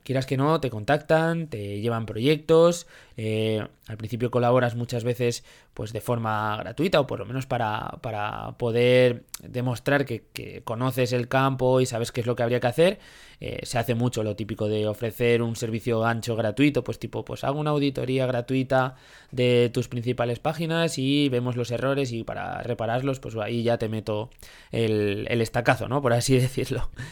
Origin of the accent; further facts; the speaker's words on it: Zaragoza, Aragon, Spain; somos de, aquí de Zaragoza